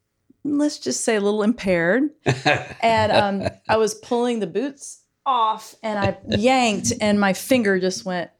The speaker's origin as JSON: {"language": "English", "town": "Brunswick", "region": "Georgia", "country": "United States", "tie": "born or raised there", "also_born_or_lived": "St. Simons Island, Georgia", "said": "I grew up in Brunswick."}